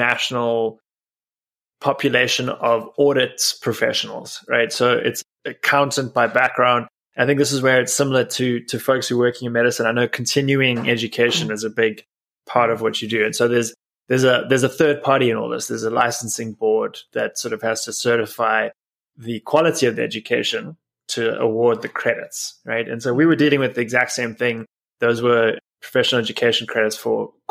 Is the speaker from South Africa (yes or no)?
yes; South Africa; moved away as an adult; now in United States; I'm originally from South Africa, where I grew up, and I've been in the States for about 12 years now.